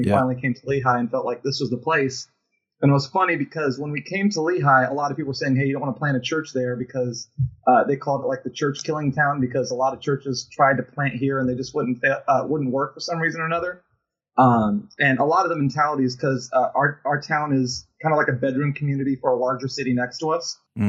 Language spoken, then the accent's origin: English; Fiji; moved away as an adult; also born or lived in Guam / Los Angeles; And I was raised in Fiji from about the time I was like 9 years old to 19. So we were missionaries over there, planted three churches, and spent a lot of my formative years and stuff in Fiji and whatnot.